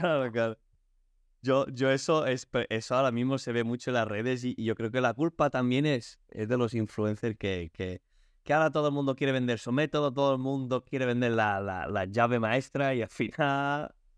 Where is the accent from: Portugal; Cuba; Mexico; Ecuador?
Portugal; Spanish is a second language; now in Spain; yo soy portugués